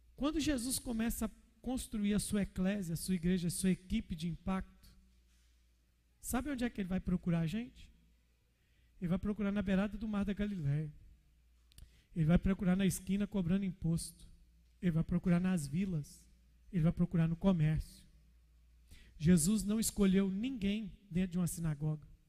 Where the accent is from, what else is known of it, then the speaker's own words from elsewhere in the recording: Minas Gerais, Brazil; sou mineiro